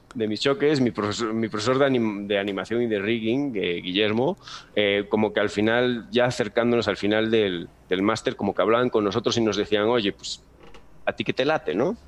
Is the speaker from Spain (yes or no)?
yes; Galicia, Spain; moved away as an adult; now in Mexico; yo soy de Galicia, para quien no sepa, Galicia es una comunidad que está al norte de España